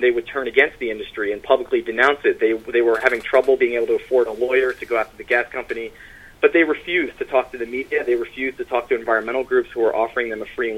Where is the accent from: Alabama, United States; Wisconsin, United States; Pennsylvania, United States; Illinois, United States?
Pennsylvania, United States; now in New York, United States; I'm from southeastern Pennsylvania outside of Philadelphia